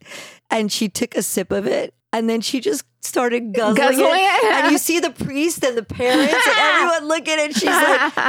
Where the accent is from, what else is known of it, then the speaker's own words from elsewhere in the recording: New Jersey, United States; I grew up in New Jersey and there was no honor system in New Jersey.